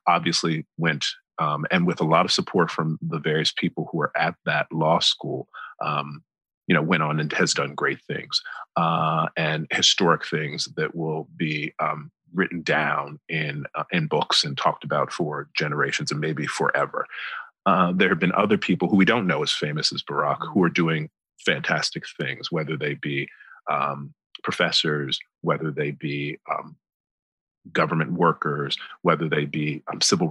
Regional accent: the American South, North Carolina, United States; accent: American; moved away as an adult; now in United Kingdom; I've come from the American South

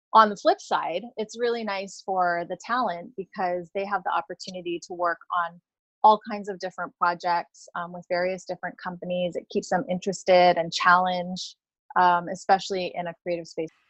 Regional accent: Hawaii, United States; I grew up in Hawaii

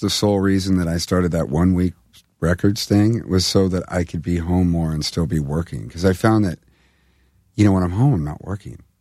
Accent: California, United States; I'm from California

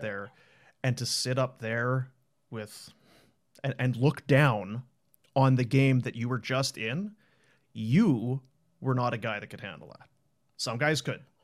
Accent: Manitoba, Canada; moved away; also born or lived in Thunder Bay; I was from Manitoba, I went to school in Thunder Bay

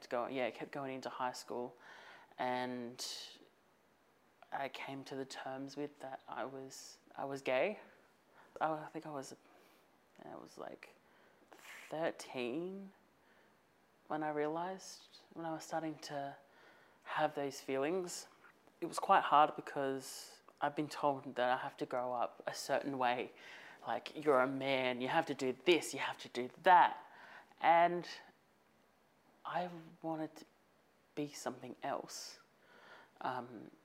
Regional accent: Campbelltown, New South Wales, Australia; I'm a proud Wiradjuri Gringring Tongan man living in between Campbelltown and Camden

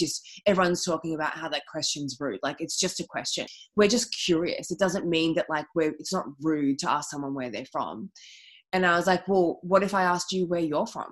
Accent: Melbourne, Victoria, Australia; I grew up like in Albert Park. I'm from here

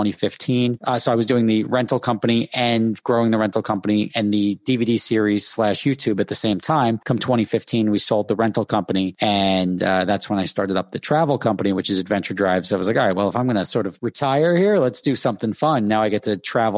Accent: Dumont, New Jersey, United States; also born or lived in Hackensack, New Jersey; I was born in Hackensack Hospital, grew up in Dumont, New Jersey

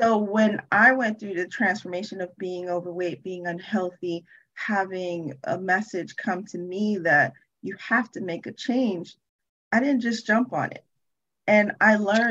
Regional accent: New York City, New York, United States; I actually was born and raised in Brooklyn, New York

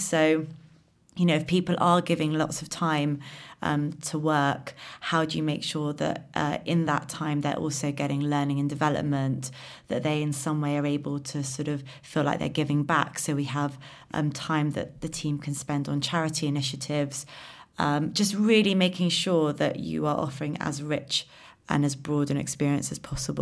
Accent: London, United Kingdom; I'm a Londoner, born in London

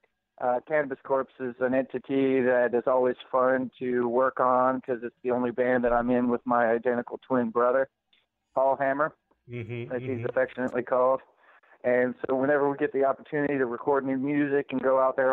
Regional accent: Richmond, Virginia, United States; growing up in Richmond, Virginia

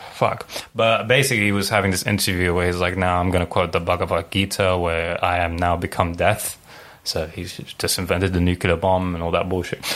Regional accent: Lebanon; moved away; I grew up in Lebanon for like 10 years

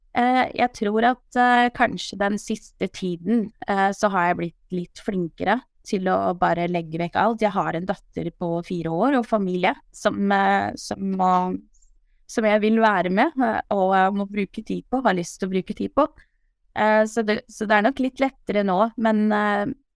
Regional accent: Palestine; now in Skien, Norway; min bakgrunn at jeg er opprinnelig fra Palestina

